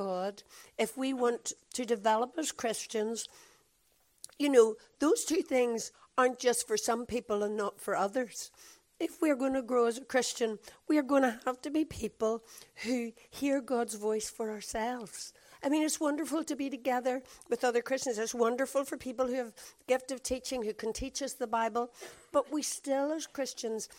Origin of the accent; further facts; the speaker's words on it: Belfast, Northern Ireland, United Kingdom; from Belfast